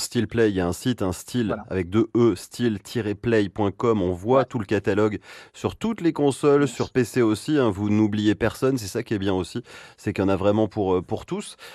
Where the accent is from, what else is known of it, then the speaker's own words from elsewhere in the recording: France; chez nous en France.